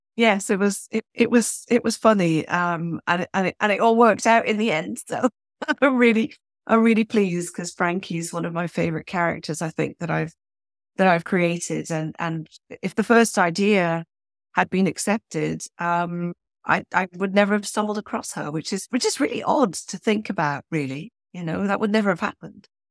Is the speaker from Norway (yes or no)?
no; Switzerland; accent: British; moved away as an adult; also born or lived in United Kingdom; now in Toronto, Canada; I grew up in Switzerland in the eighties